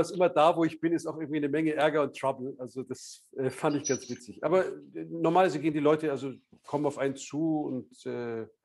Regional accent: Munich, Bavaria, Germany; ich bin selber auch also Münchner, also ich bin in Bayern aufgewachsen.

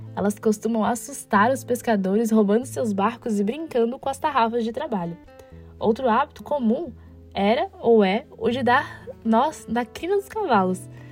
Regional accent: Pará, Brazil; now in Florianópolis, Brazil; eu sou natural do Pará

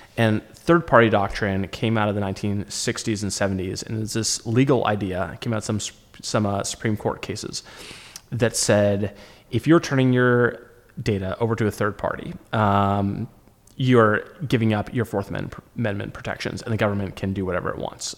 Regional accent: United States; as an American

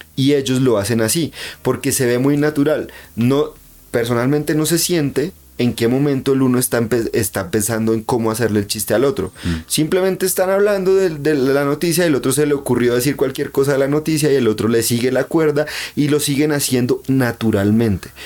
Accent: Convención, Norte de Santander, Colombia; Es como la gente de mi pueblo, ¿no? Entonces como, mm. uy, es que somos convencionistas y convención de mi alma

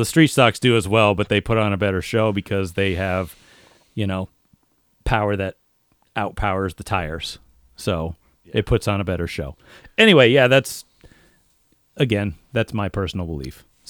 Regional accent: Connecticut, United States; like where we're from Eastern Central Connecticut.

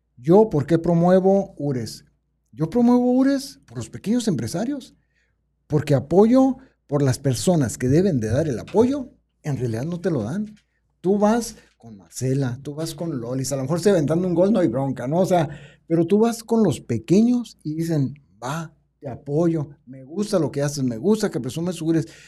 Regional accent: Tijuana, Baja California, Mexico; moved away as an adult; now in Sonora, Mexico; Porque vengo de la cultura americana, porque soy de Tijuana y allá somos más, ya ves que nos creemos americanos los que vivimos en Tijuana

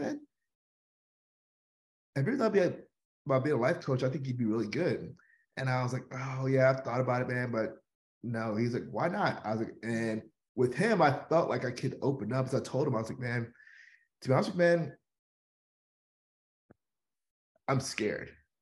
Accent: Houston, Texas, United States; I am born and raised in Houston, Texas. I've lived here all my life

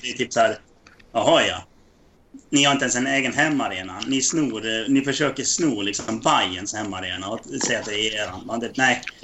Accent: Dalarna County, Sweden; now in Västerhaninge, Sweden; jag är från Dalarna

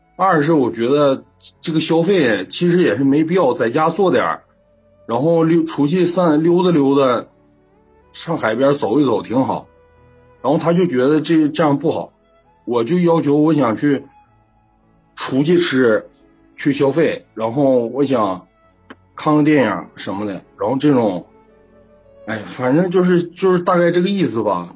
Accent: Heilongjiang, China; 我是黑龙江的，是农村乡亲认识的

